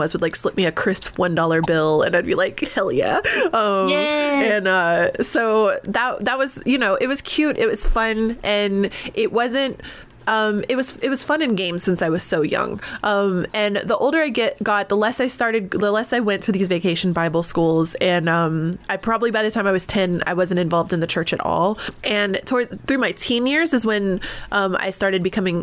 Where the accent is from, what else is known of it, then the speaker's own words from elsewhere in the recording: North Carolina, United States; also born or lived in Texas; I was born in Texas, raised in North Carolina.